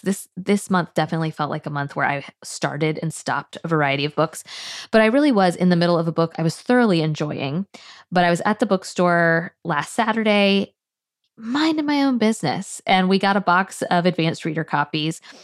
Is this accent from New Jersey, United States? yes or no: no; Tallahassee, Florida, United States; I was born and raised in Tallahassee.